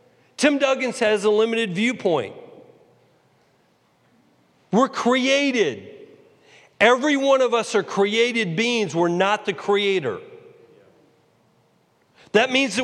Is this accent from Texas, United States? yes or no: yes; Texas, United States; moved away as an adult; also born or lived in New York; I was from Texas.